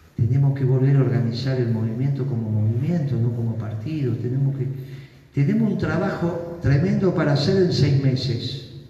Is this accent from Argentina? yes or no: yes; Argentina; somos la Argentina